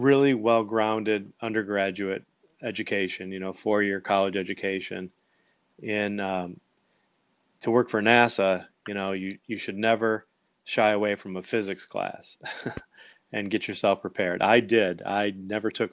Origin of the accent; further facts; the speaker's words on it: Michigan, United States; moved away as an adult; now in California, United States; I grew up in Michigan